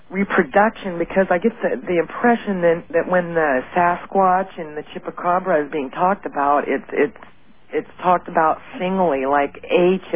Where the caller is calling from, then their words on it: Tacoma, Washington, United States; I'm calling from Tacoma.